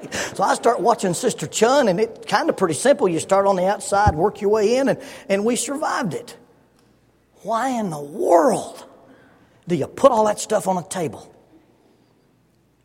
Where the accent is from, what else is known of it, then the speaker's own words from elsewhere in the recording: Oxford, Alabama, United States; moved away as an adult; also born or lived in Huntsville, Alabama / Salem, Arkansas; In my house where we grew up in Oxford, Alabama